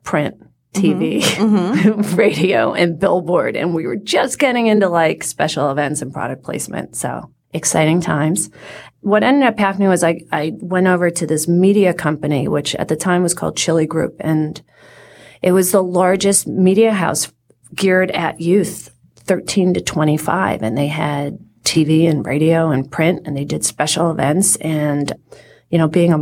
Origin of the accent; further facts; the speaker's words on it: Lexington, Massachusetts, United States; I grew up in Lexington, Massachusetts